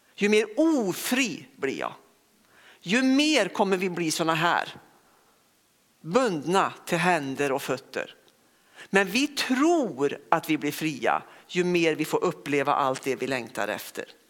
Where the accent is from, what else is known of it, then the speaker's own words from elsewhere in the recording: Västergötland, Västra Götaland, Sweden; also born or lived in Lidköping; now in Örkelljunga, Sweden; Och sen är jag ingen skåning utan jag är en ren västgöte.